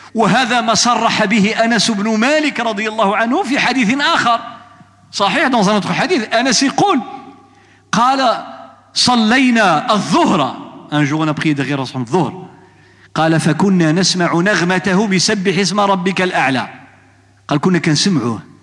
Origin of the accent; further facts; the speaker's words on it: Morocco; عندنا في المغرب